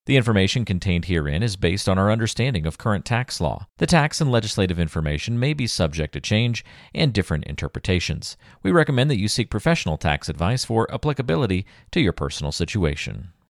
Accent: the South, United States; moved away; I grew up in the South

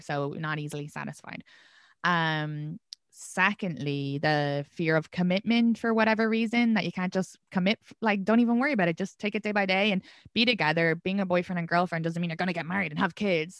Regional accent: Ireland; moved away as an adult; now in Brooklyn, New York, United States; I'm from Ireland. It's a sex, more sexually repressed country.

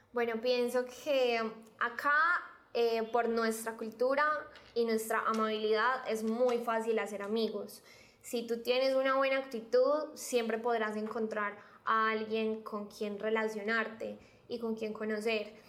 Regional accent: Medellín, Antioquia, Colombia; efectivamente nací en Medellín, he vivido toda mi vida acá, en esta maravillosa ciudad

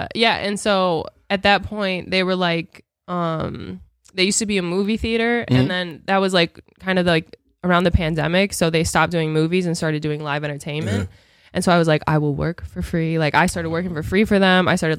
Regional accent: McHenry, Illinois, United States; McHenry's my hometown.

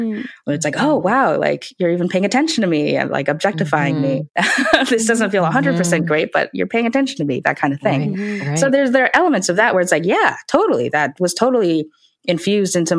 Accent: United States; my parents are from China and Taiwan, and they moved here. So I was born here. So I am an ABC. I'm an American born Chinese

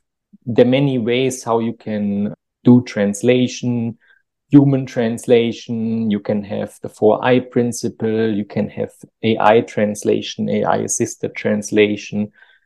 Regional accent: Germany; also born or lived in Munich; I'm from Germany, and originally I studied computer science in Munich

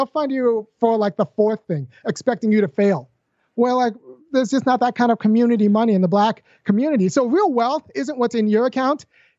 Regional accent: California, United States; now in Athens, United States; I say this because I'm from California, but I can't afford to move back. I've been priced out of my home state. I'm in Athens, Georgia, where black people can live.

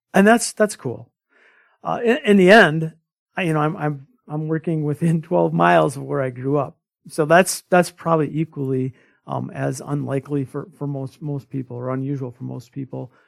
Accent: small rural town near Winona, Minnesota, United States; a homebody from a small rural town. uh, less than a thousand people

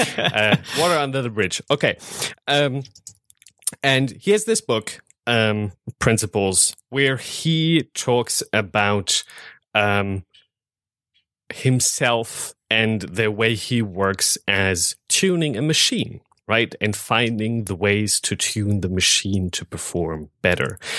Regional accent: Germany; moved away as an adult; now in United States; I'm from Germany

